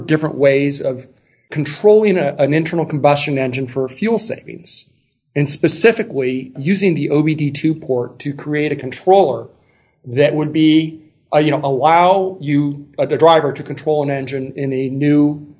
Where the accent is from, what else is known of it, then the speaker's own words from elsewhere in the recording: Los Angeles, California, United States; now in San Francisco, United States; I was born and raised in Los Angeles, California.